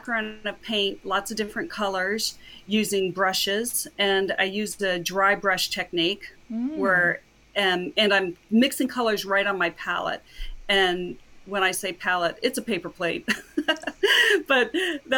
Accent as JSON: {"language": "English", "town": "Cocoa Beach", "region": "Florida", "country": "United States", "tie": "born or raised there", "lives_now": "Palm Beach County, United States", "said": "I grew up in Cocoa Beach, Florida, which is only a little over 2 hours north of here"}